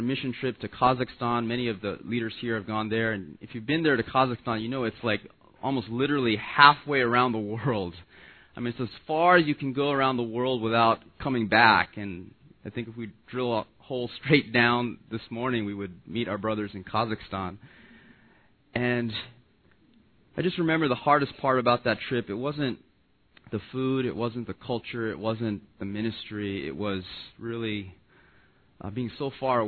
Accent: Los Angeles, California, United States; I'm an L.A. boy. I was born and raised in Los Angeles

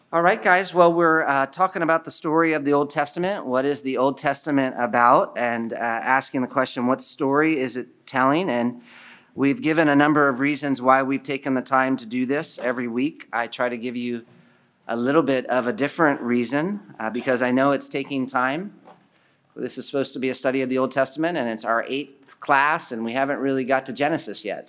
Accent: United States; I'm American.

